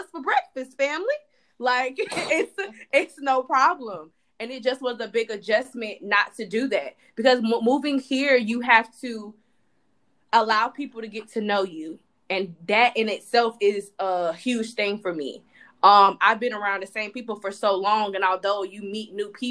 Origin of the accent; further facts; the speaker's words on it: Palm Beach, Florida, United States; moved away as an adult; now in United Arab Emirates; Before I moved, I lived at home with, you know, with my parents, which I am not ashamed of. My house had more than enough bedrooms to accommodate myself without being bothered on a day-to-day basis. And it saved me money. And I'm from Palm Beach.